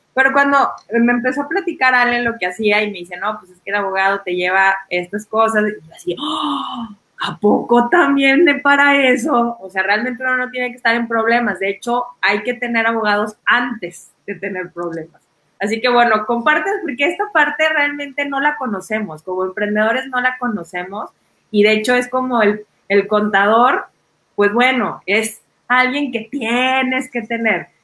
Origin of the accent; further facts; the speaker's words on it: Mexico; como mexicanos